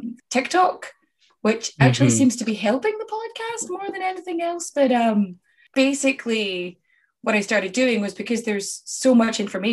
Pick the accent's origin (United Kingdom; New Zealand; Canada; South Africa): United Kingdom; Scotland; now in Ireland; I'm Scottish and I live in Ireland